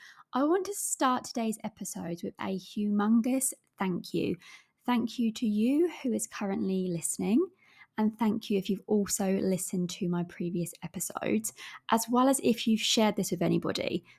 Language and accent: English; England, United Kingdom; accent: English, with an Australian twang; I'm aware that my accent is from England, as well as I do have a bit of an Aussie twang with the different words that I say.